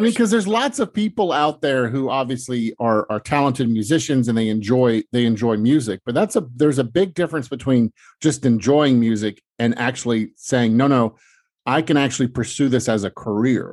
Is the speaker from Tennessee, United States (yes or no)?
yes; Memphis, Tennessee, United States; now in Los Angeles, United States; I grew up in Tennessee in Memphis